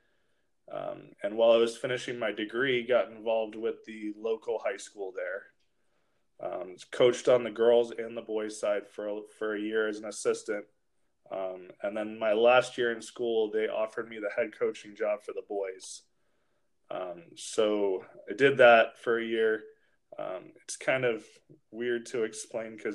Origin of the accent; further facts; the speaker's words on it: Fort Lauderdale, Florida, United States; moved away; also born or lived in Olivet, Michigan; I'm originally from Fort Lauderdale, Florida, which is still what I call home.